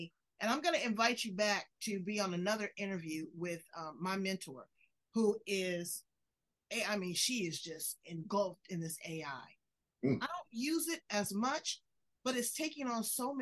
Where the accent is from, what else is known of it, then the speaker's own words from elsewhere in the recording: United States; I love being an American.